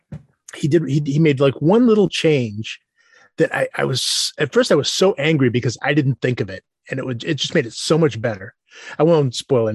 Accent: Worcester, Massachusetts, United States; I grew up in Worcester

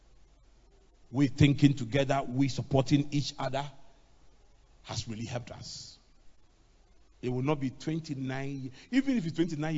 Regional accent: Accra, Greater Accra, Ghana; I grew up in Adabraka

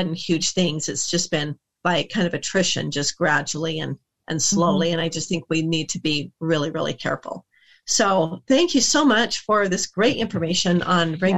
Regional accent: United States; as an American

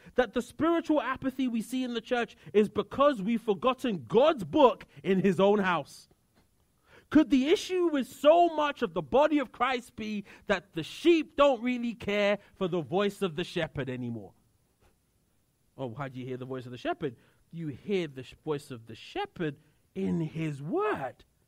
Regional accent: United Kingdom; moved away; I come from the United Kingdom

